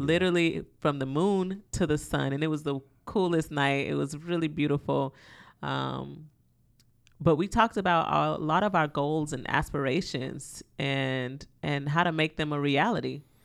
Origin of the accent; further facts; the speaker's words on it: the South, United States; I'm from the South. I grew up with my grandmother.